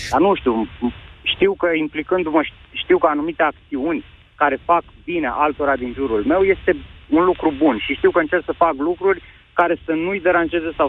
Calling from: Bucharest, Romania; salut, mai sunt … din București.

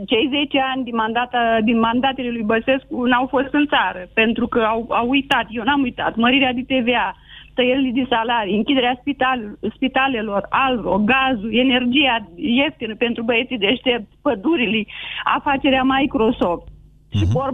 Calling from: Piatra Neamț, Neamț County, Romania; Bună ziua, uh, sunt din Piatra Neamț.

